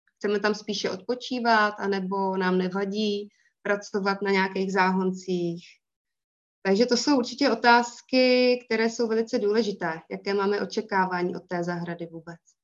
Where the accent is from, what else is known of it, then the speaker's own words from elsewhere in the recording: Most, Ústí nad Labem Region, Czechia; pocházím z Mostu, ze severních Čech